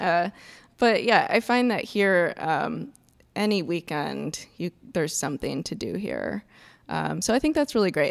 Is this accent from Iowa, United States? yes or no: yes; Iowa, United States; moved away as an adult; also born or lived in North Carolina; now in Milwaukee, United States; I grew up in Iowa